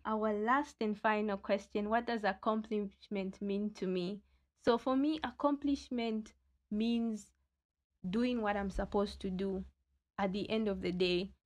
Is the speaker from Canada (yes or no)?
no; Luanshya, Copperbelt Province, Zambia; I'm from Luansha, the small town that produces great giants.